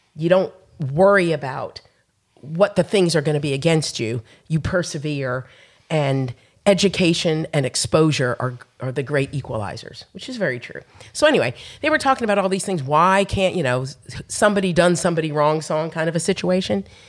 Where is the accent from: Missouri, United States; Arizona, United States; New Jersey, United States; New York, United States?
New Jersey, United States; Montclair; also born or lived in Madison, Alabama; now in Huntsville, United States; I was born and raised in Montclair, New Jersey, which is about forty miles west of Manhattan